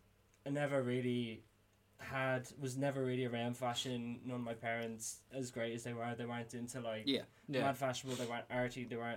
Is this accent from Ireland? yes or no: yes; Dublin, Leinster, Ireland; also born or lived in Australia; growing up in Drimna, it was all very much like tracksuits.